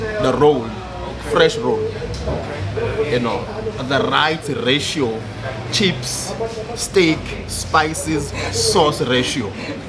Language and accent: English; Durban, KwaZulu-Natal, South Africa; I'm from Durban, so we come from the spice, our part of South Africa.